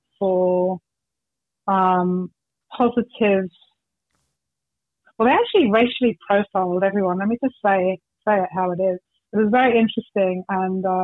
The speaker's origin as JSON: {"language": "English", "region": "London", "country": "United Kingdom", "tie": "born or raised there", "moved": "as an adult", "lives_now": "Perth, Australia", "said": "I grew up in London and spent sort of the first, 25 years or so in London."}